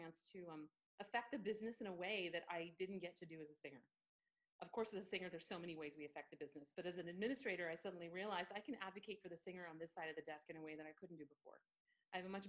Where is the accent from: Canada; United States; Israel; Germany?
United States; Southern California; also born or lived in Mumbai, India; now in Minneapolis, United States; I moved to the States when I was just a baby and grew up for most of my life in Southern California.